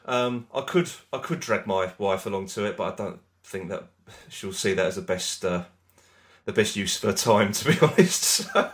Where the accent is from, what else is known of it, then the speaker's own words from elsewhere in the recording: United Kingdom; We're British